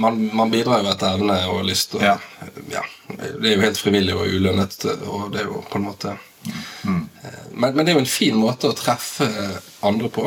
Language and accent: Norwegian; Bergen, Vestland, Norway; also born or lived in Askøy / Laksevåg; now in Bergen, Norway; jeg er oppvokst i Arna.